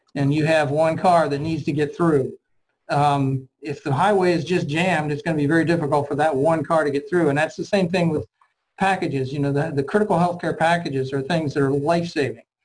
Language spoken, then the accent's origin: English; Cincinnati, Ohio, United States; I grew up in um, um, obviously Ohio and Cincinnati, Ohio